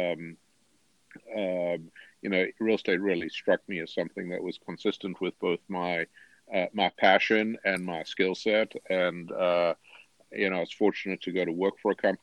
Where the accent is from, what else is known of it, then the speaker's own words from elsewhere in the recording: Durban, KwaZulu-Natal, South Africa; moved away as an adult; also born or lived in Cape Town; now in United States; I grew up in a city called Durban on the beach, went to the University of Cape Town